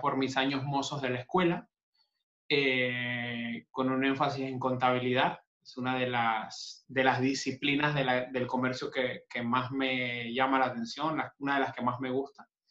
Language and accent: Spanish; Panama; also born or lived in Buenos Aires; soy panameño y estoy físicamente en Panamá en este momento